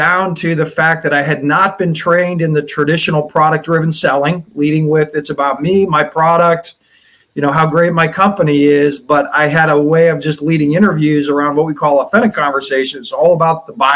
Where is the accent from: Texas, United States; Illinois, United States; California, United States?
California, United States; now in Boston, United States; I grew up in California